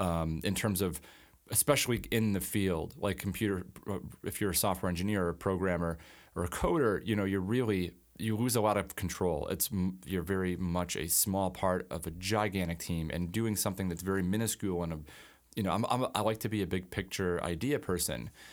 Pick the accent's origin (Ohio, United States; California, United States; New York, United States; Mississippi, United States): New York, United States; Alden; I grew up in Alden, um, you know, grew up in the Buffalo area